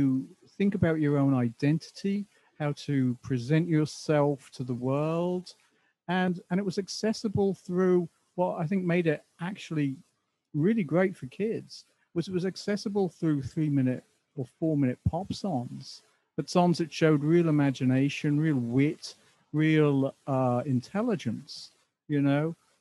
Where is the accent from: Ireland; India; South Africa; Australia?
Ireland; Dublin, Leinster; also born or lived in Southend / Essex; now in England; I mean, I was born in Dublin, but my family moved to Southend in Essex in the early 60s. So I was brought up in Southend up until about 1971.